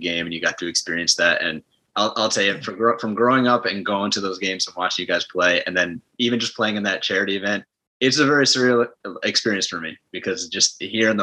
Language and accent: English; Ithaca, New York, United States; growing up in Ithaca, you know, it's, you know, we're what, 3 hours from Buffalo, 4 hours from New York.